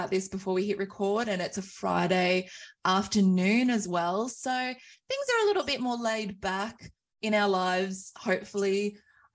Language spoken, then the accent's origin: English; Wagga Wagga, New South Wales, Australia; I am on beautiful Wiradjuri country of my hometown of Wagga Wagga